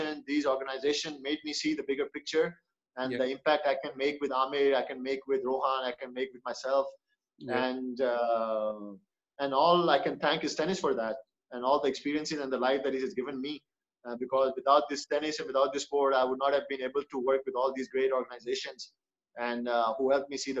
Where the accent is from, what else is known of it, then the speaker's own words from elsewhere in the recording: Pakistan; when things were bad at home in Pakistan